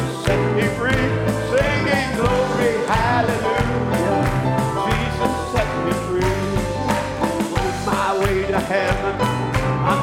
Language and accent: English; United States; I'm American